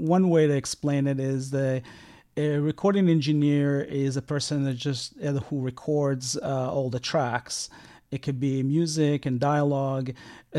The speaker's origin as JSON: {"language": "English", "country": "Israel", "tie": "born or raised there", "said": "I grew up in Israel"}